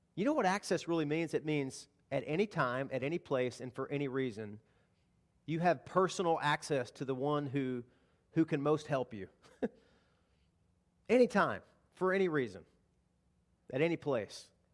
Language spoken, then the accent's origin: English; the South, United States; Now, I grew up in the South. I grew up hunting